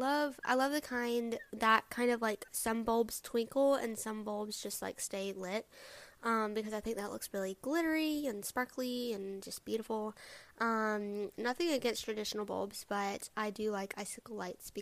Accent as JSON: {"language": "English", "area": "the South", "region": "Alabama", "country": "United States", "said": "I am from the South. I live in Alabama"}